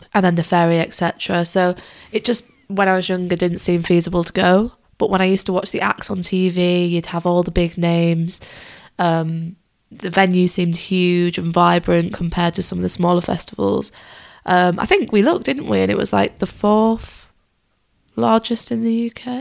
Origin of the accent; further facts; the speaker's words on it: Lake District, Cumbria, North West England, United Kingdom; moved away; I'm originally from the Lake District, or if you want to be less posh, call it Cumbria.